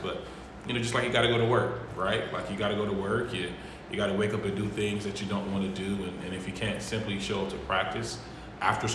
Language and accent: English; Cleveland, Ohio, United States; now in Columbus, United States; I'm from Cleveland, Ohio